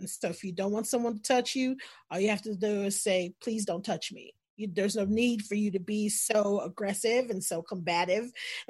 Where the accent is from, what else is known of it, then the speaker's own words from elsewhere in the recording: the South, United States; I grew up in the South. And so the conversations about race started early for me.